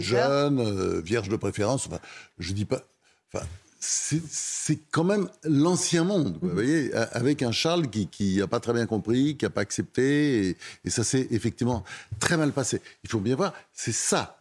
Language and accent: French; Normandy, France; j'ai, vécu mon enfance en Normandie.